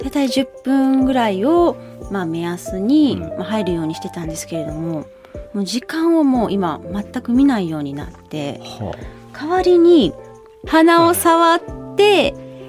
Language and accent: Japanese; Kobe, Hyogo, Japan; moved away; 全部私の地元 なんですよ。